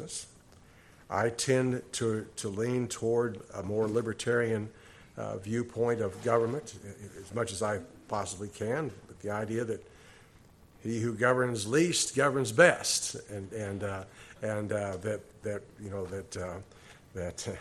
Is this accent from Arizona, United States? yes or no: yes; Cochise County, Arizona, United States; Being a native to Arizona, I have grown up with rattlesnakes.